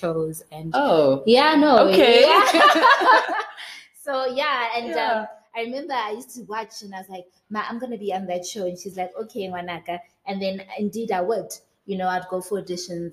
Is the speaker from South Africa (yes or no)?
yes; South Africa; also born or lived in Soweto, Gauteng, South Africa; I was brought up in Soweto in a small township called Protea North. That's where I was brought up for about 9 years of my life, and then we moved to Blegari with my parents